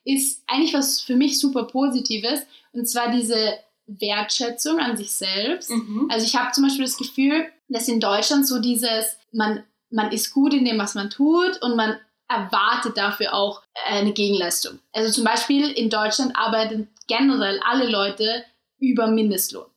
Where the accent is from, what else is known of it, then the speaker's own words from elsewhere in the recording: Austria; moved away as an adult; now in Germany; ich bin aus Österreich